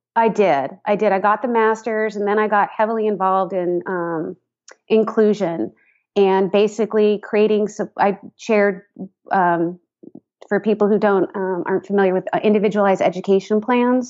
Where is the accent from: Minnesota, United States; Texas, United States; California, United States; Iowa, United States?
California, United States; San Rafael; moved away as an adult; also born or lived in Boston area, Massachusetts; I grew up uh, just north of San Francisco um, in Marin County, San Rafael to be specific